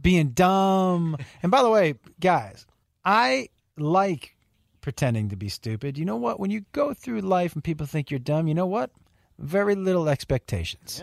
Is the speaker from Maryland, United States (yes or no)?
no; Western Massachusetts, United States; I'm from Western Mass, but that, that's kind of, blue collar is kind of my feel